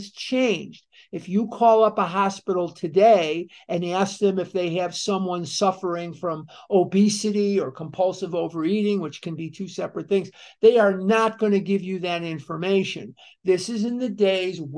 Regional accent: Chicago, Illinois, United States; I'm born and raised in Chicago

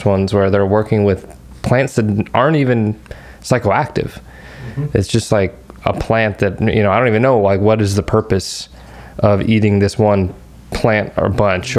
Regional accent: United States; as an American

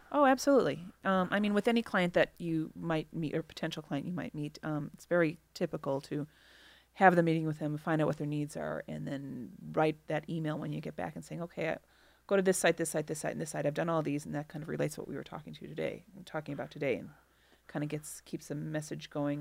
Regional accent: Milwaukee, Wisconsin, United States; moved away as an adult; also born or lived in Chicago, Illinois; I grew up in Milwaukee um, and went to college in Milwaukee, and then after college, I moved to Chicago and have been there for 20 years, and now I've returned to Milwaukee

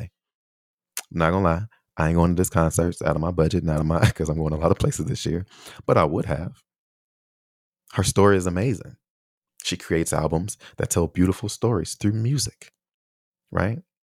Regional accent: Chicago, Illinois, United States; moved away; also born or lived in Taiwan; growing up in Chicago

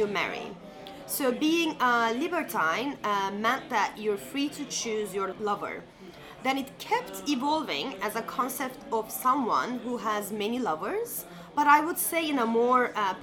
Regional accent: Turkey; also born or lived in United States; now in Paris, France; Growing up in Turkey, having lived a year in the US

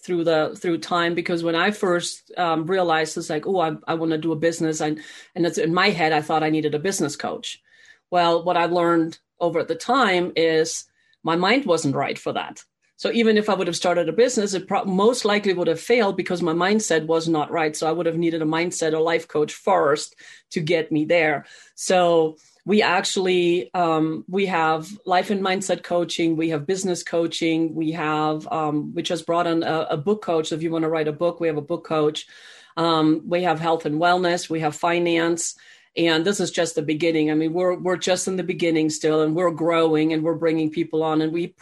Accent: Germany; now in United States; I was actually born and raised in Germany.

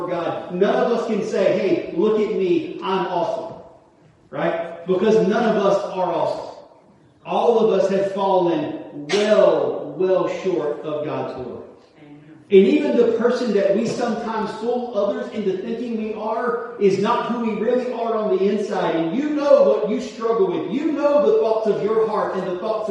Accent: United States; as Americans

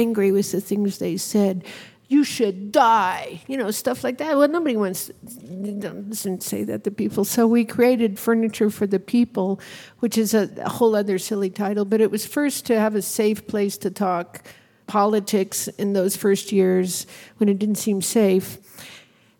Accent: Arizona, United States; I grew up in Arizona, and I was a little rodeo rider.

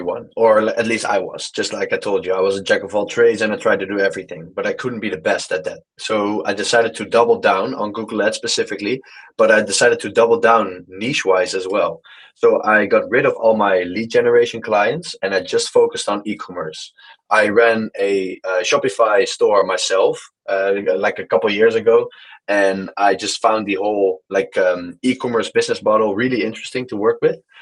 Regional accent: Netherlands; moved away as an adult; now in Malaga, Spain; I'm from the Netherlands. I am currently in Malaga in Spain

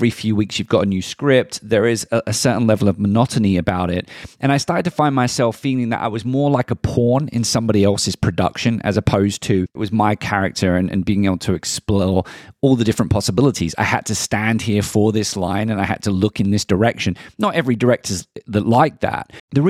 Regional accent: London, United Kingdom; accent: Southeast London; I still remember my Southeast London accent being ridiculed in my very traditional establishment that said I would never be able to play Shakespearean unless I could speak standard English.

